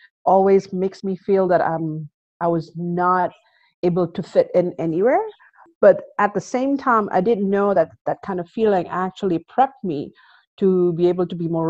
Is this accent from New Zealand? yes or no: no; Indonesia; moved away as an adult; now in South Korea; Growing up in Indonesia, I grew up in Indonesia, and my background was slightly different than most of Indonesians. My father was Indian, and my mother was half Chinese, half Indonesian.